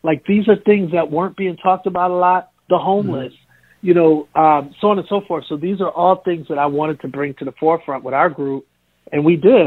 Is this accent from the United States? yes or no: yes; Milwaukee, Wisconsin, United States; I grew up in Milwaukee